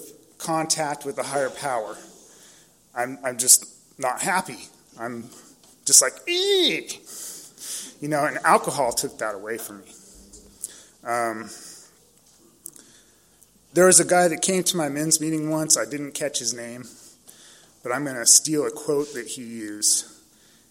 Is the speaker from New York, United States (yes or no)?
no; San Diego, California, United States; I was born and raised in San Diego. I grew up in Claremont, over by Jimbo's Liquor